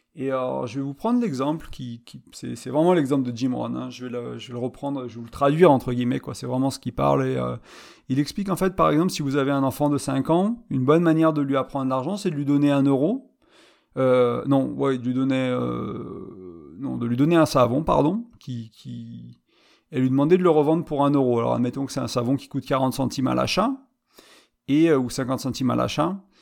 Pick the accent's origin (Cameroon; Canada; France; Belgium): France; moved away as an adult; je suis revenu là où j'ai grandi. Et je suis parti à vingt ans, j'en ai trente-cinq